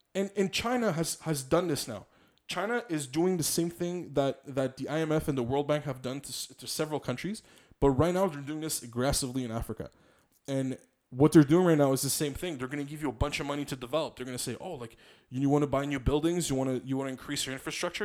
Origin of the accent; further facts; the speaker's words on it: Montreal, Quebec, Canada; I'm a Quebecer, I'm a Montrealer, I'm, I'm also from Polish descent